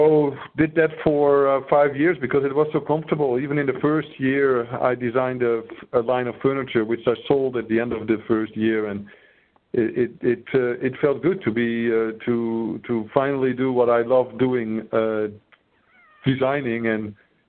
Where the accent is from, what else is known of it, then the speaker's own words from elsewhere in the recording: northern Netherlands, Netherlands; I grew up in the Netherlands. In the north of the Netherlands